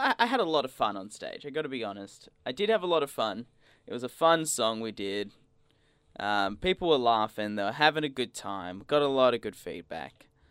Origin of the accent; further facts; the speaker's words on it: Australia; growing up in Australia